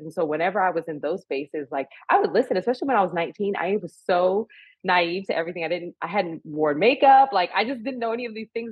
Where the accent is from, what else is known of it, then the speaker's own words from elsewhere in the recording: California, United States; also born or lived in San Francisco; I'm a California girl at heart, born and raised in California, went to school and college in San Francisco